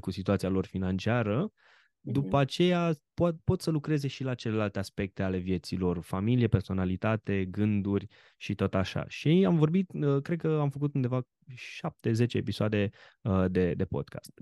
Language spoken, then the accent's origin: Romanian; Romania; ca român